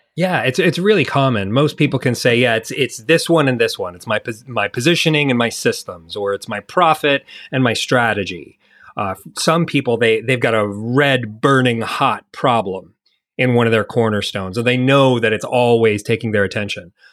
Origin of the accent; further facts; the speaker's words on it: United States; moved away as an adult; now in New Zealand; I'm an American digital nomad that's currently living in New Zealand. Uh, I left the States ten years ago with my young family